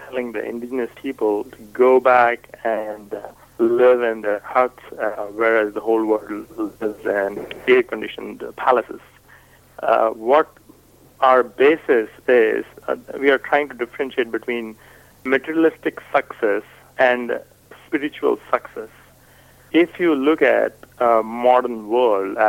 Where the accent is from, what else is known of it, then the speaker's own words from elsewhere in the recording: India; first language Hindi; English is a second language; moved away as an adult; now in United States; I am from India. I am right now speaking in English. My native tongue is Hindi.